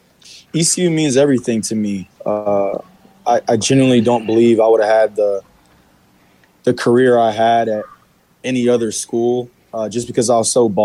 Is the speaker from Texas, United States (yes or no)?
yes; Texas, United States; moved away as an adult; I was a kid from Texas